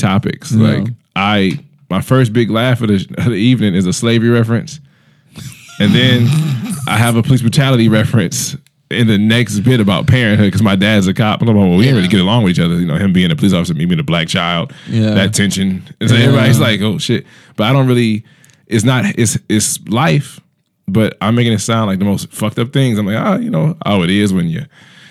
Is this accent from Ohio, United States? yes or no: yes; Cleveland, Ohio, United States; I'm from Cleveland, man.